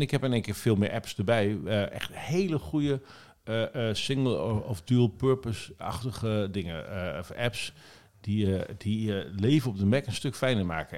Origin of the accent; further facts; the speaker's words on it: Nieuw-Buinen, Drenthe, Netherlands; vlakbij waar ik ben opgegroeid in Drenthe, bij Borger, in Nieuwbuinen.